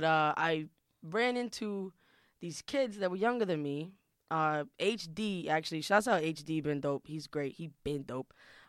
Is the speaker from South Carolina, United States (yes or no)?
no; New York City, New York, United States; English is a second language; I'm from Queens, New York, Woodside. Shout out Woodside.